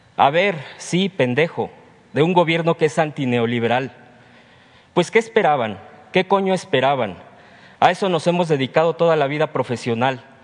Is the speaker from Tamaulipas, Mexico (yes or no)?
no; Mexico City, Mexico; soy de Tláhuac